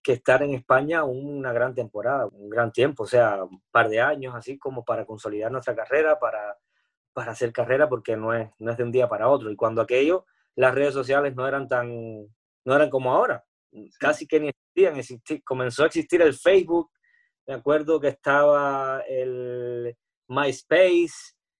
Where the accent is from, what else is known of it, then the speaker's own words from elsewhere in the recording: Cuba; moved away as an adult; also born or lived in Spain; soy cubano, soy artista, soy cantante